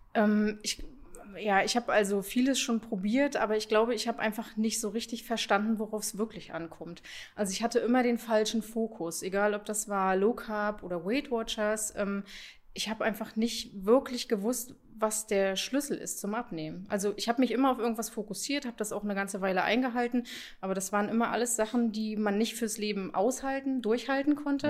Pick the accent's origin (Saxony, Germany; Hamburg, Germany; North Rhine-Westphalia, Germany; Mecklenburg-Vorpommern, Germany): Mecklenburg-Vorpommern, Germany; Usedom; ich komme von der Insel Usedom, beziehungsweise aus dem Umfeld der Insel Usedom